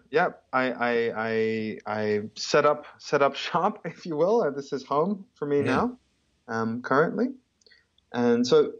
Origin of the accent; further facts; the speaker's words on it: Papua New Guinea; I was born and raised in New Guinea. And then I moved around quite a lot. I lived in nine countries because of my parents' job